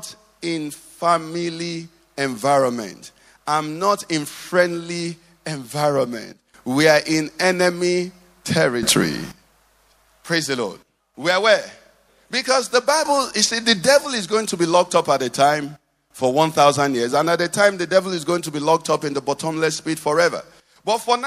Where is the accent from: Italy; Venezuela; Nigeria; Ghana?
Nigeria; I'm Nigerian.